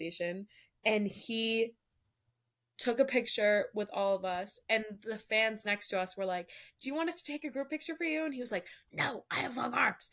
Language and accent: English; New Jersey, United States; I'm from New Jersey.